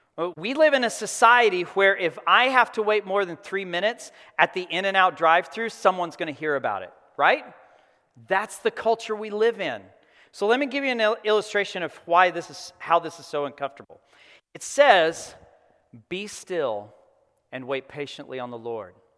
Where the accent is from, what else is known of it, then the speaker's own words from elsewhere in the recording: Texas Panhandle, United States; I grew up in the Texas Panhandle. I grew up on a farm